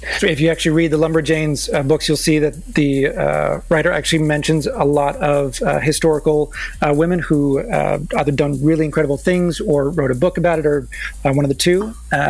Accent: East Coast, United States; as someone who actually grew up on the East Coast

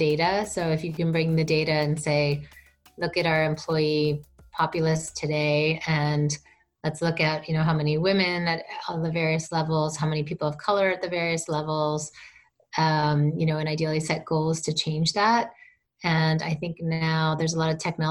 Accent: East Coast, United States; now in California, United States; I'm from the East Coast, which is definitely far more direct culture

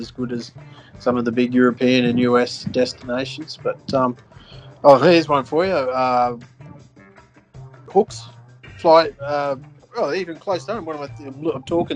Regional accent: Australia; as an Aussie

